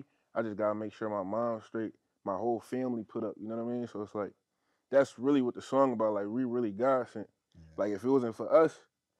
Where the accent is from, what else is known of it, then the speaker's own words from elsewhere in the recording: Philadelphia, Pennsylvania, United States; Yeah, I'm from Philly though.